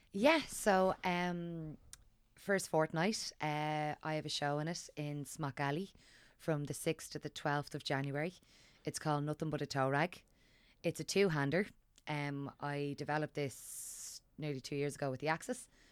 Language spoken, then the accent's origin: English; Dublin, Leinster, Ireland; growing up in Dublin